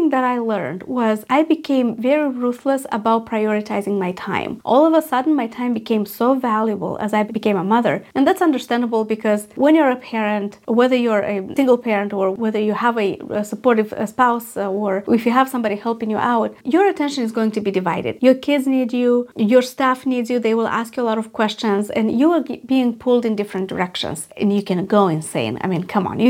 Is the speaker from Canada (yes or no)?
no; Moldova; moved away; I was in my home country in Moldova